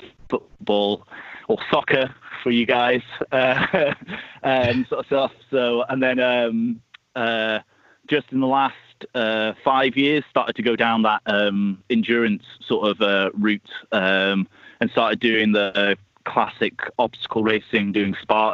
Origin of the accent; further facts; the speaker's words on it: Scotland, United Kingdom; also born or lived in Wales; So I'm from Scotland originally, but I've lived kind of all over the place. And I've just moved back there after living in Wales for 5 years.